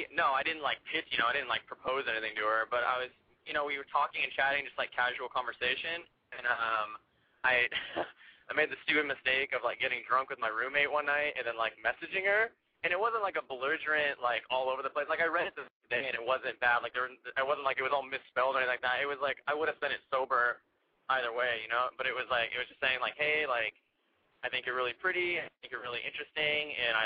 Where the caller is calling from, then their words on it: San Francisco, California, United States; San Francisco, and I'm 23.